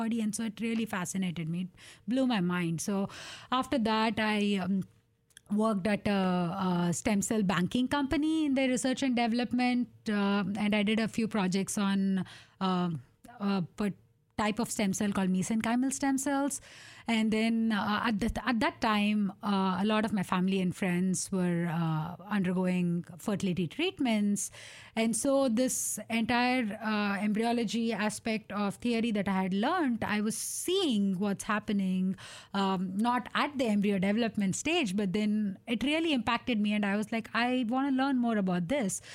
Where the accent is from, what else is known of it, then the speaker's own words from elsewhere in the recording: India; moved away as an adult; now in Portland, United States; growing up in India